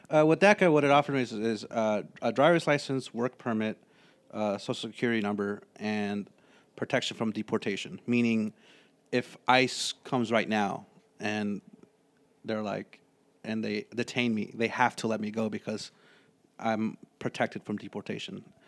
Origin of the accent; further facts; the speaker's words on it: San Francisco, California, United States; my family moved here when I was three. Yeah, to San Francisco